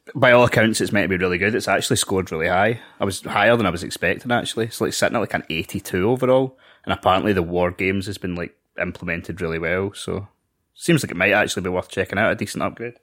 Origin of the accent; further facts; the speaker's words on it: Scotland, United Kingdom; we're Scottish.